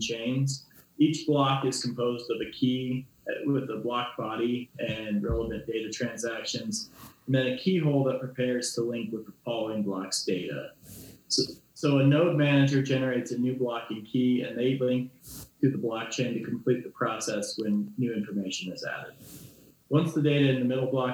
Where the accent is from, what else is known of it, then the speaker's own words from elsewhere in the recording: Goshen County, Wyoming, United States; I'm a Wyoming kid myself. I grew up in Goshen County